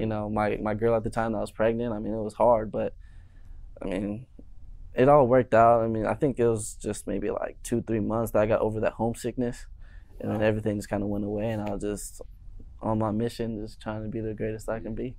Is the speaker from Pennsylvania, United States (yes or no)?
no; Maricopa, Arizona, United States; also born or lived in Chandler, Arizona; now in Tucson, United States; Born and raised Chandler, Phoenix area. Uh, when I was about seven years old, moved to a little town, Maricopa